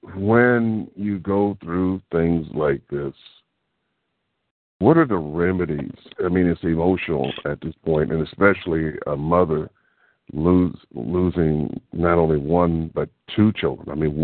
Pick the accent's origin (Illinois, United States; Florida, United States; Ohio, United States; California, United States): California, United States; Oakland; I grew up in Oakland. I still live in Oakland.